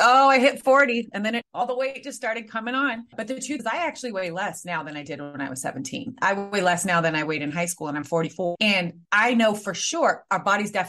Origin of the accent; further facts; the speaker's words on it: San Francisco, California, United States; also born or lived in Spain; I was raised in San Francisco